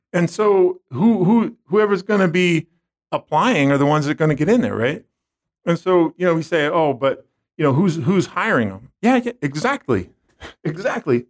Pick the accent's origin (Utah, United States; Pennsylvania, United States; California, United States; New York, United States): California, United States; San Francisco; growing up, I grew up in San Francisco.